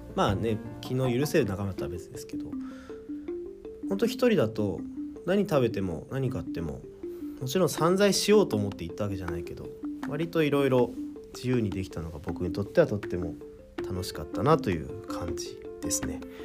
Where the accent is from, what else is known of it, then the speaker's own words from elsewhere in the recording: Kawasaki, Kanagawa, Japan; 僕川崎市というとこに住んでて出身なので